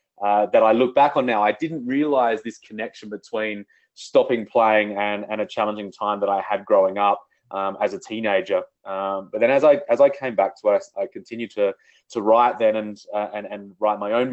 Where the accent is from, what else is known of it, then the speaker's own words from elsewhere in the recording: Australia; I grew up in outback Australia.